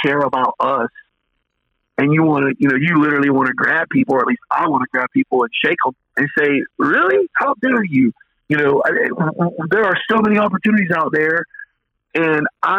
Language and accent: English; Clewiston, Florida, United States; also born or lived in St. Petersburg, Florida; I walk into my hometown bank.